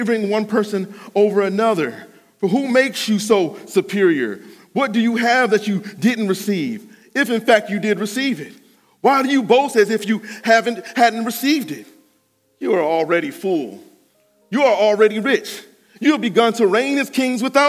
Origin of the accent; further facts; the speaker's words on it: Cleveland Heights, Ohio, United States; I'm from Cleveland Heights